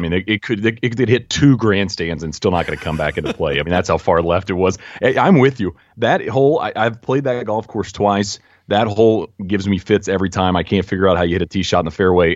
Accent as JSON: {"language": "English", "country": "United States", "said": "as an American"}